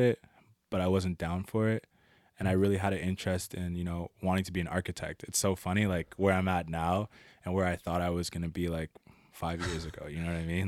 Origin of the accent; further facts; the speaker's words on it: Ottawa, Ontario, Canada; I was born in Ottawa, Ontario. Um, a lot of the time I spent in the East End, eh, around Blair.